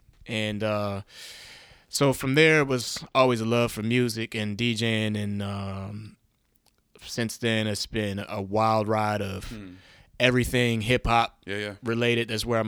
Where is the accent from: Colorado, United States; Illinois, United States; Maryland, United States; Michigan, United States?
Maryland, United States; Baltimore; now in Washington, United States; From Baltimore, Maryland.